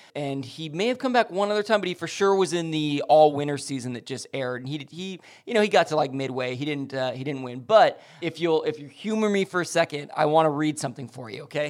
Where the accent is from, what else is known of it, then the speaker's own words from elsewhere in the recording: Lomita, California, United States; also born or lived in Los Angeles, California; my hometown and where I've spent most of my life is Lomita, California